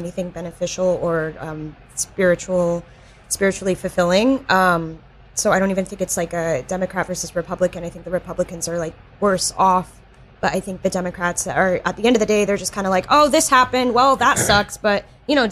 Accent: North Carolina, United States; moved away; I'm from the South, and recently one of my high school friends came to visit, and she still lives in like my tiny North Carolina town

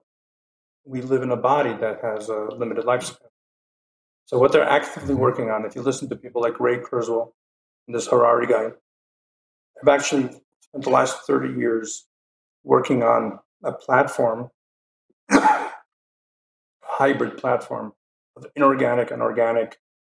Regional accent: Kyiv, Ukraine; moved away; I was born in Kyiv.

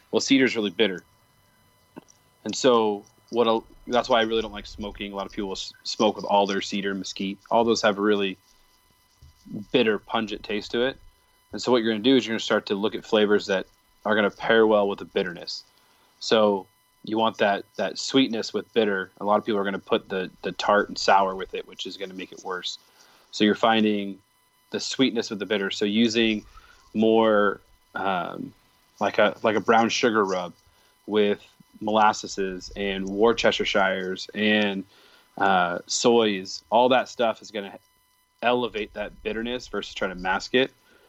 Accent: Michigan, United States; I grew up in near Paramount, which is a huge Dutch community.

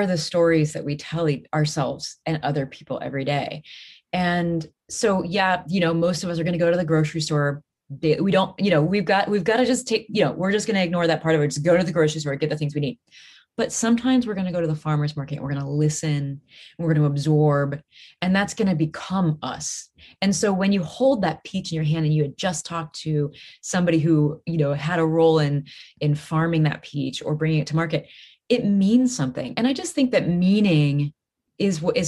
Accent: Midwest, United States; moved away; I'm from the Midwest

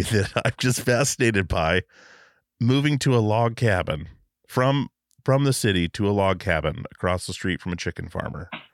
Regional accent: Alaska, United States; I grew up in Alaska

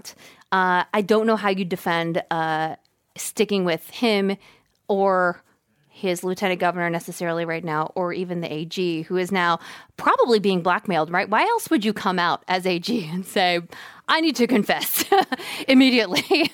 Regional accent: a little town outside of Atlanta, Georgia, United States; I grew up in the South. I grew up in a little town outside of Atlanta

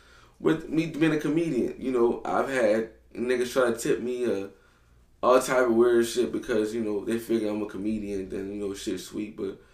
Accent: New Orleans, Louisiana, United States; growing up in New Orleans

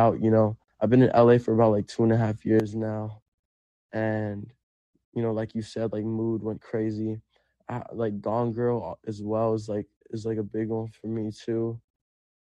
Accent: Puerto Rico; first language Spanish; English is a second language; now in Los Angeles, United States; I grew up in Puerto Rico. Like, we were homeless.

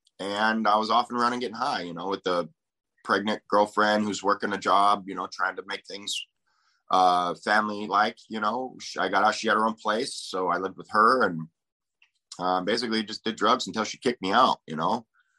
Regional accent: Aberdeen, Washington, United States; Aberdeen, Washington.

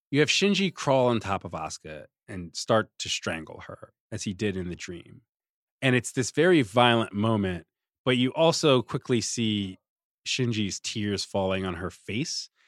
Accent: Richmond, Virginia, United States; I grew up in Richmond

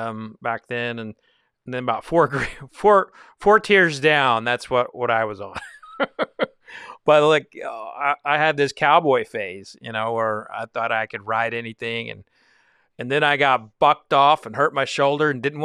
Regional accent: Texas, United States; when there was an artist from Texas, I kind of felt like, you know, they're from my home state, you know?

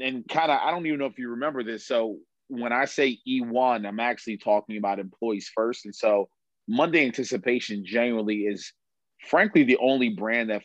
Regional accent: Baltimore, Maryland, United States; I'm from Baltimore

